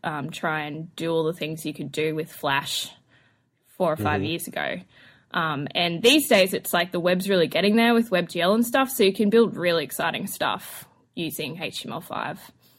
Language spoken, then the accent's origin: English; Queensland, Australia; accent: Australian; moved away as an adult; now in Los Angeles, United States; Born and raised in Australia, North Queensland. Which means my Australian accent is particularly Australian. But I've been in LA now for almost a year.